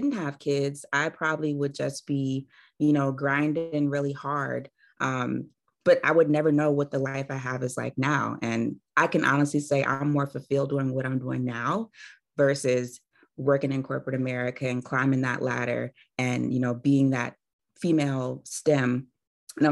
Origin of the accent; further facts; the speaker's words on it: Maryland, United States; I am from Maryland. I'm born and raised